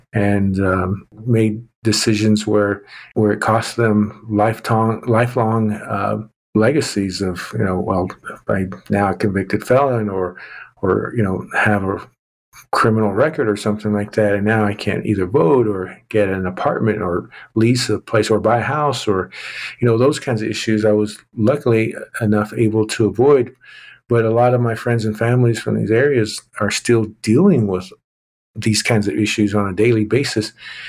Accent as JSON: {"language": "English", "region": "Oklahoma", "country": "United States", "tie": "born or raised there", "said": "you know, I'm a Native American male. I grew up in southwestern Oklahoma, and you know, kind of lost my accent there over time."}